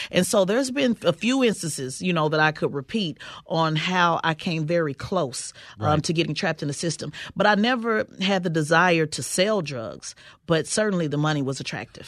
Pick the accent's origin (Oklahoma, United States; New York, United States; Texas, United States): Oklahoma, United States; Oklahoma City; growing up in Oklahoma City, uh, which is a part of the Bible Belt